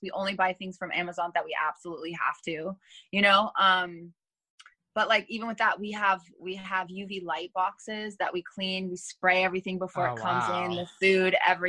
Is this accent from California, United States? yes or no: yes; Los Angeles, California, United States; also born or lived in Thousand Oaks / Hollywood / Inglewood / Monterey Park; I'm from Los Angeles too